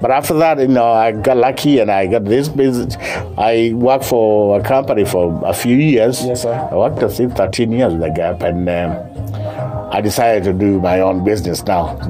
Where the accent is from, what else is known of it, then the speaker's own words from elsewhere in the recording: Kenya; moved away as an adult; now in United States; I'm from Kenya. But I've been here since I came here 1980.